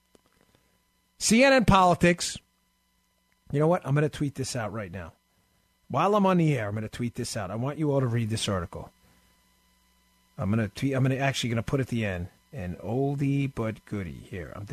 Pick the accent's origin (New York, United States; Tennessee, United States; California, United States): New York, United States; now in Florida, United States; I'm down here in Florida and we don't really have that issue, but I'm from New York